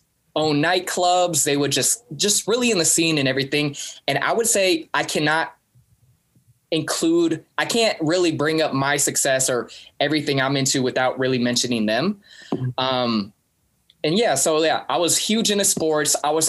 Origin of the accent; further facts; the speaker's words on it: Kent, Washington, United States; also born or lived in Fort Smith, Arkansas; I grew up in Seattle with David and Andrew, Kent, Washington.